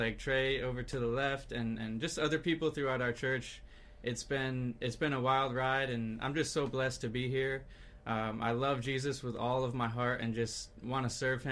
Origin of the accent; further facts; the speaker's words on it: New York, United States; moved away as an adult; now in California, United States; I'm from New York, now out in California